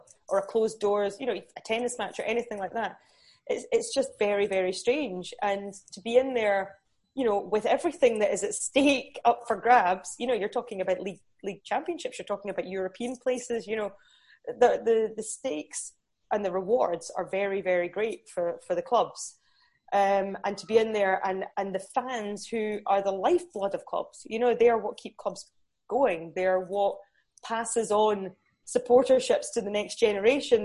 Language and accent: English; Newcastle, North East England, United Kingdom; my dad's English, so I was born in Newcastle